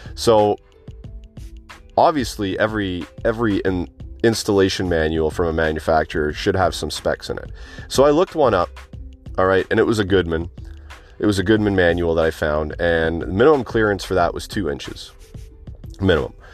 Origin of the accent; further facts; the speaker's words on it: southern Ontario, Canada; I've lived here all my life except for two years.